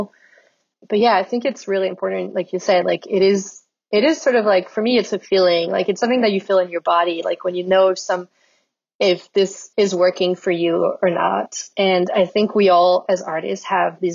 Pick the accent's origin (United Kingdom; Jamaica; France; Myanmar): France; Lyon, Auvergne-Rhône-Alpes; moved away as an adult; now in Brooklyn, United States; So I grew up in Lyon in France